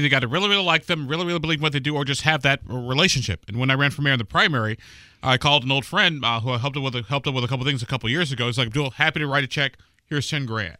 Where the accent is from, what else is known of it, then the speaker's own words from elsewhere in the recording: Illinois, United States; moved away; also born or lived in Indiana; my home state of Illinois